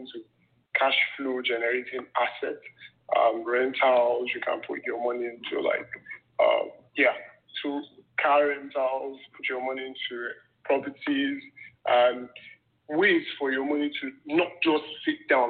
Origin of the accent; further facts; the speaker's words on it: Nigeria; I grew up in, and I was raised in Nigeria, in a struggling family